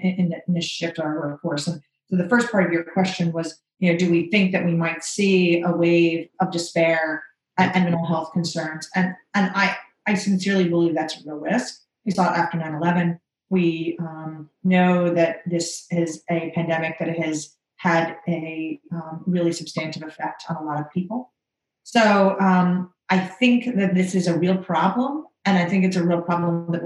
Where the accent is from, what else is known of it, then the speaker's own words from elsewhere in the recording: Orlando, Florida, United States; now in North Carolina, United States; I grew up in Orlando, or I actually went to Winter Park High School